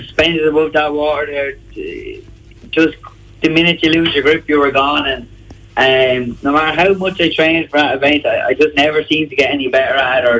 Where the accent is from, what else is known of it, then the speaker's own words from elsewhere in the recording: Marshallstown, County Wexford, Ireland; Marshallstown, yeah.